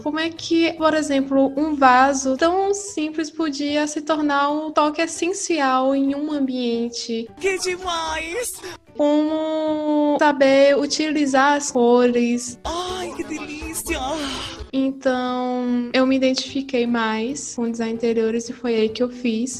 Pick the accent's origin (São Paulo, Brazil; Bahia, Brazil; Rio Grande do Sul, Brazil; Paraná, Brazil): Bahia, Brazil; Salvador; moved away as an adult; now in Portugal; eu sou natural de Salvador, Bahia